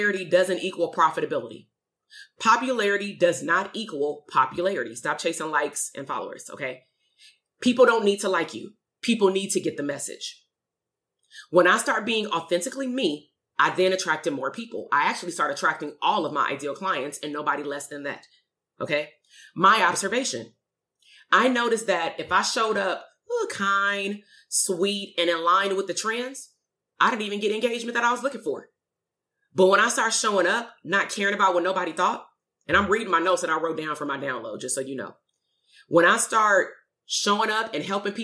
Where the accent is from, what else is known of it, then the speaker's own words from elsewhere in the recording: Compton, California, United States; moved away as an adult; I'm from the hood. I'm from Compton. We moved out 2.5 years ago. I'm still very much from Compton.